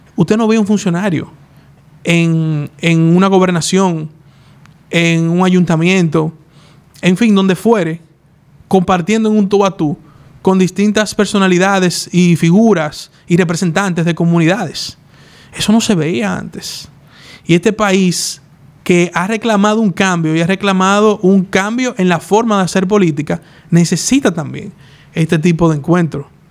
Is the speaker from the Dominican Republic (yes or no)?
yes; Dominican Republic; Así somos nosotros los dominicanos